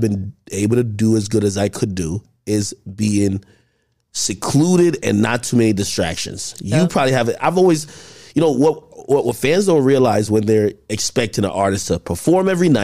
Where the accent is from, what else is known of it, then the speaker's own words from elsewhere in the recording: Jamaica; I'm Jamaican.